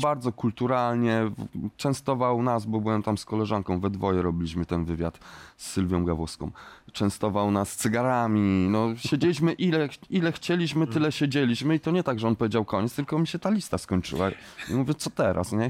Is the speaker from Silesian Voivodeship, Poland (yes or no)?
no; Kielce, Świętokrzyskie Voivodeship, Poland; w Kielcach, w moim rodzinnym mieście